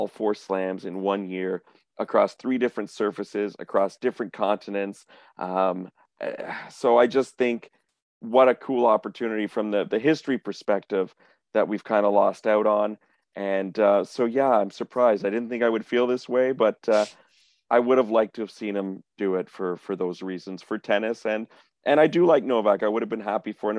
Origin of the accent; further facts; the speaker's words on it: Canada; we are a Canadian podcast and we're Canadian tennis journalists